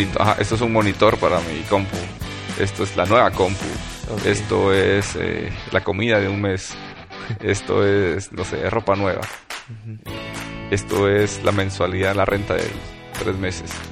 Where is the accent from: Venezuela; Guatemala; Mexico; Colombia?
Guatemala; Puerto Barrios, Izabal; yo nací en Puerto Barrios